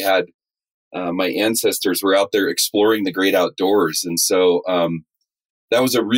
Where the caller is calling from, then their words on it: Salida, Colorado, United States; So I'm calling from Salida, Colorado